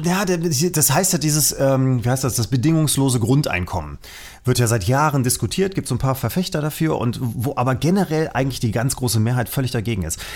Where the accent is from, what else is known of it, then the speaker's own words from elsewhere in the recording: Germany; sind wir Deutsche